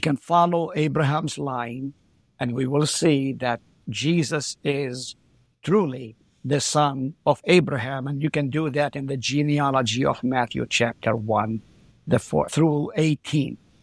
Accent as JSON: {"language": "English", "town": "Haifa", "region": "Haifa District", "country": "Israel", "tie": "born or raised there", "also_born_or_lived": "Nazareth, Israel / South Dakota, United States", "first_language": "Arabic", "second_language": "English", "moved": "as an adult", "lives_now": "Hartford, South Dakota, United States", "said": "I was born in Nazareth, lived there for three years, then we moved to Haifa"}